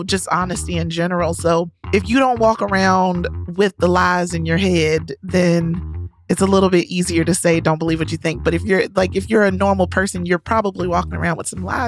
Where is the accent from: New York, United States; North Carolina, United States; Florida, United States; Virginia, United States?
North Carolina, United States; growing up in North Carolina